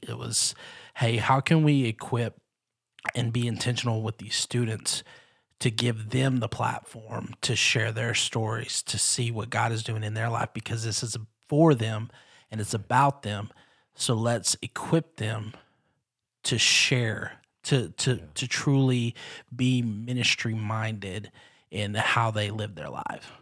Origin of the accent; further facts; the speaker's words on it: Texarkana, Texas, United States; growing up not only in Texarkana but being being the son of a youth pastor